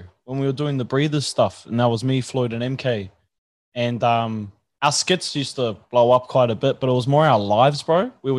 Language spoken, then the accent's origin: English; Brisbane, Queensland, Australia; also born or lived in Canberra / Sydney; Yeah, bro, yeah. I was born in Brisbane, and then I did a little bit in Canberra and Sydney, and then moved back up here in like 2003, bro.